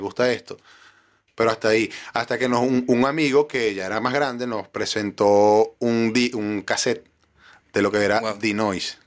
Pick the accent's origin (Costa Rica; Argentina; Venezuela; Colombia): Venezuela; Cabudare, Lara; moved away as an adult; also born or lived in Maracaibo, Venezuela; now in Chile; Barquisimeto como tal, yo soy de Caudare.